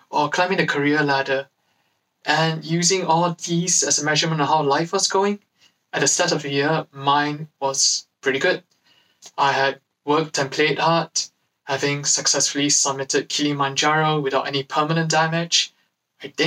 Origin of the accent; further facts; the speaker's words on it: London, United Kingdom; I'm from Acts London